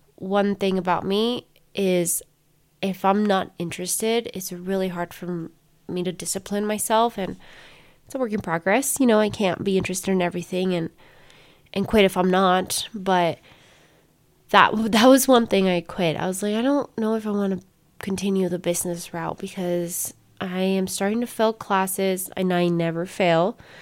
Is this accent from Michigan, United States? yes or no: no; Colorado, United States; first language Spanish; English is a second language; I was born and raised in Colorado